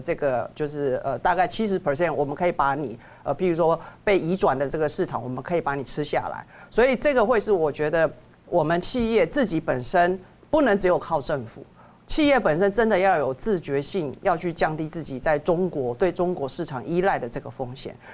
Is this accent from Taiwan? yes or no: yes; Taiwan; 所以我们台湾是可以宣称我们是中国的代表